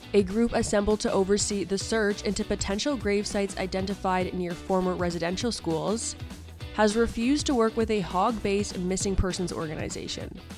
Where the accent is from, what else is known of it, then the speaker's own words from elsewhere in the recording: Ontario, Canada; I am from Ontario.